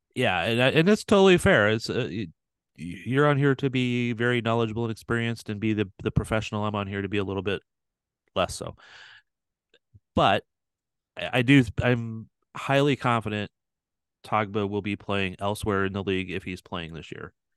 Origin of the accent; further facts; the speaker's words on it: St. Louis, Missouri, United States; now in Kansas City, United States; I'm originally from Saint Louis, too, so I grew up knowing all that history over there